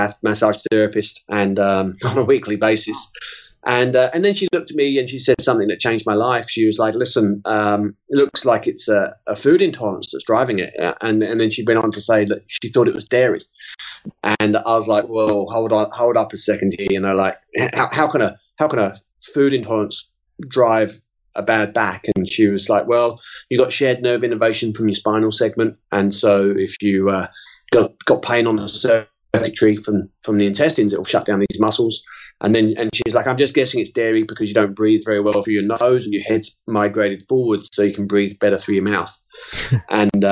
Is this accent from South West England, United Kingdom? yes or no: no; London, United Kingdom; moved away as an adult; also born or lived in South Carolina, United States; now in New Zealand; I'm originally from North London, and just north of London